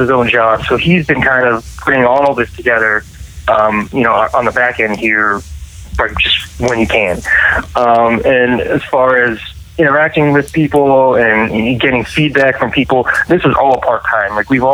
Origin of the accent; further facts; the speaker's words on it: New England, United States; I grew up in New England